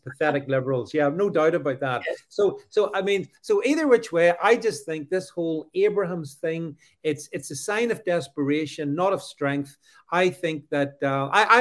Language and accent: English; United Kingdom; as a Brit